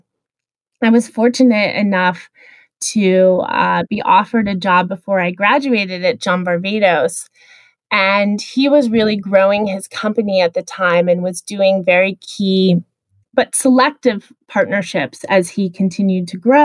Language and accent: English; Midwest, United States; I grew up in the Midwest